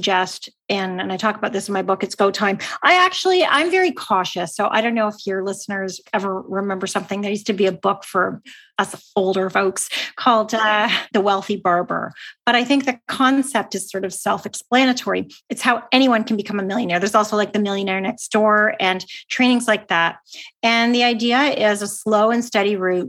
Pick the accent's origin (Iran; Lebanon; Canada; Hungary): Canada; I'm Canadian